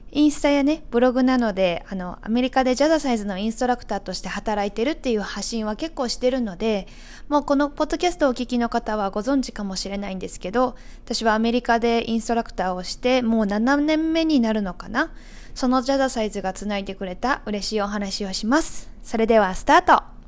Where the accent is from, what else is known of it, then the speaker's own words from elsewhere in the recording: Aichi, Japan; moved away as an adult; also born or lived in Nishinomiya, Hyogo; now in United States; 結婚して地元愛知県からまず兵庫県西宮市っていうところに引っ越したんですね